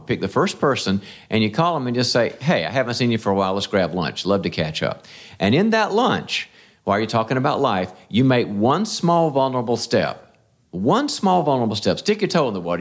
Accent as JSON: {"language": "English", "region": "North Carolina", "country": "United States", "tie": "born or raised there", "also_born_or_lived": "California", "moved": "yes", "said": "when I was raised in the South, in North Carolina"}